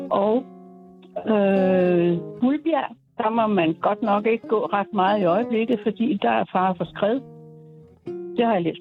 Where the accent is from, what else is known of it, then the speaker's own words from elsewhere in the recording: Lyngby, Capital Region of Denmark, Denmark; jeg stammer fra Lyngby, ja. og øh, derude der er noget, der hedder Bådfarten.